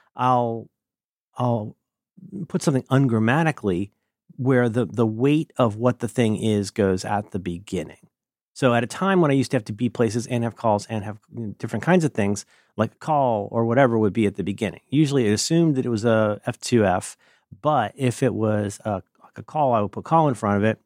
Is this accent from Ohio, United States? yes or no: yes; Ohio, United States; first language English; I'm from Ohio. where we always enter apologizing